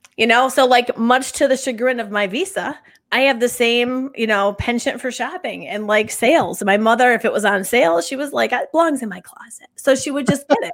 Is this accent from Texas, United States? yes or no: no; Northville, New York, United States; I was born and raised in Northville, New York, on the Sacondaga Lake